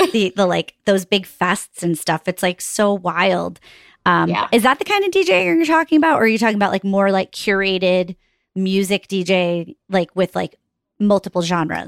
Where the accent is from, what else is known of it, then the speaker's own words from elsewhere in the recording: Northeast, United States; we're schlubs from the Northeast